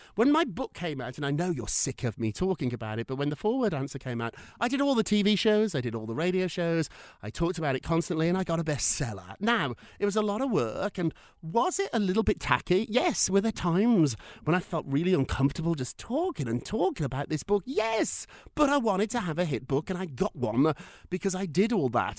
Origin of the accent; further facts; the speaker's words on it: United Kingdom; I'm so British